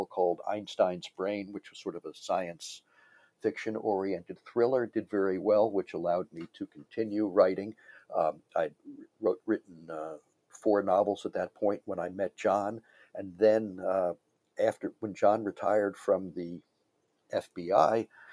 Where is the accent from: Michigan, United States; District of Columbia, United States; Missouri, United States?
District of Columbia, United States; Washington; I grew up in Washington, mm-hmm. D.C.